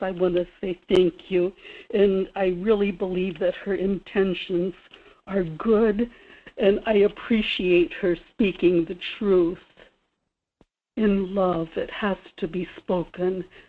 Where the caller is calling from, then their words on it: Kodiak, Alaska, United States; in Kodiak.